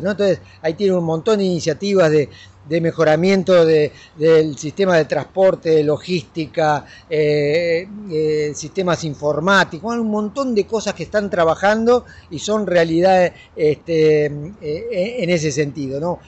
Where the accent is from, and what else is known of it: Argentina